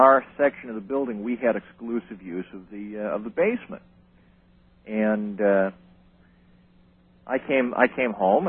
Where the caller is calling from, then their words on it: Gulfport, Florida, United States; I'm from Gulfport, Florida.